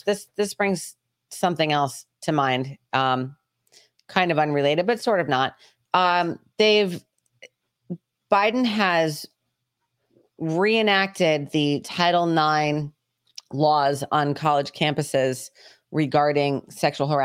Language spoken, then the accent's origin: English; Georgia, United States; I was like, "Hey, we're from Georgia."